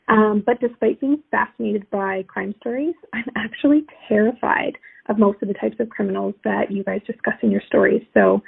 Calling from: Toronto, Ontario, Canada; Hey there … I'm from the Toronto area.

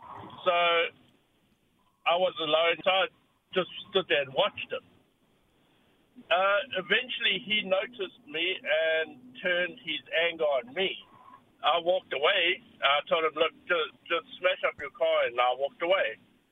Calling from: Auckland, New Zealand; I'm a truck driver. I'm on the road all over the place, all over Auckland.

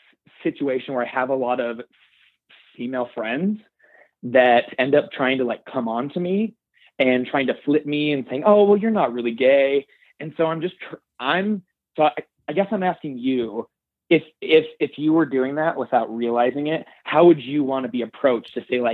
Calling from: Idaho, United States; I'm calling from Idaho.

